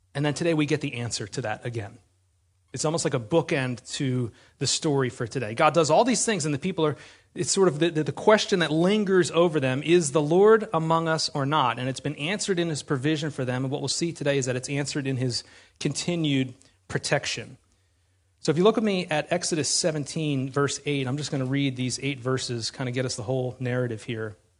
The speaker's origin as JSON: {"language": "English", "country": "United States", "said": "We're American"}